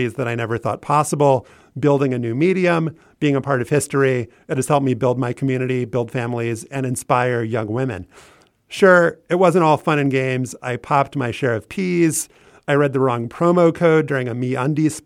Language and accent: English; New Orleans, Louisiana, United States; moved away as an adult; now in Washington, D.C., United States; I'm from New Orleans originally, but Washington, D.C. truly raised me. I've been in the city for almost 14 years